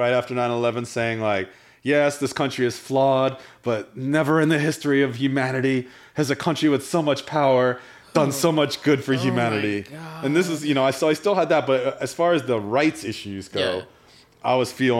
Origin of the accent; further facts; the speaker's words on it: New Jersey, United States; also born or lived in Florida; I'm from New Jersey.